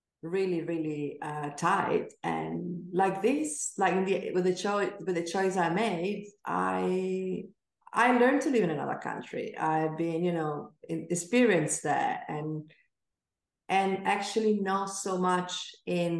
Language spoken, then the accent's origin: English; Venice, Veneto, Italy; I grew up in Venice